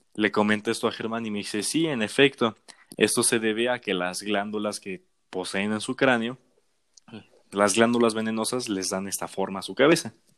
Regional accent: Mexico; es lindo hablar de nuestro país

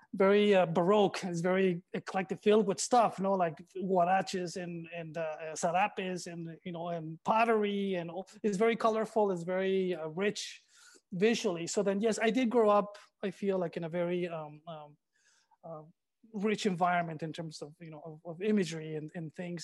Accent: Rosarito, Baja California, Mexico; also born or lived in Tijuana; I was born in Tijuana, and my father had a curio shop here in Rosarito Beach. So then this is where I lived. We lived in the back of the curio shop.

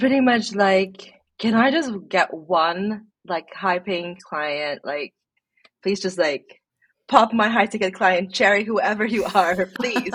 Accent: Philippines; moved away as an adult; now in Sweden; I grew up in the Philippines, um, and I moved here

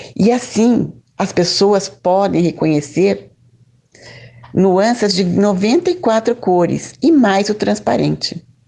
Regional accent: Lages, Santa Catarina, Brazil; now in Curitiba, Brazil; Eu nasci em Laje, Santa Catarina e hoje moro em Curitiba

